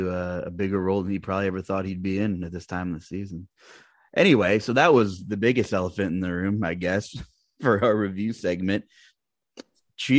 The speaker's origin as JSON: {"language": "English", "region": "Pennsylvania", "country": "United States", "tie": "born or raised there", "said": "I grew up in Pennsylvania"}